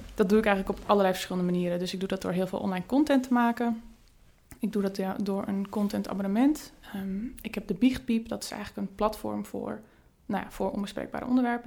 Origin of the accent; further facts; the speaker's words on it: Friesland, Netherlands; moved away as an adult; also born or lived in Rotterdam; Ik kom zelf uit Friesland